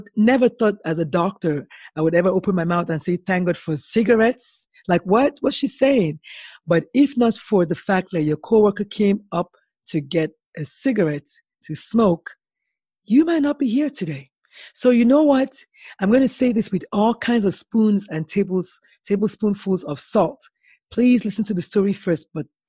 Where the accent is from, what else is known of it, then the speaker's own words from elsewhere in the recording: Nigeria; And as a Nigerian, as a West African, cooking is one of those things that you have to cook.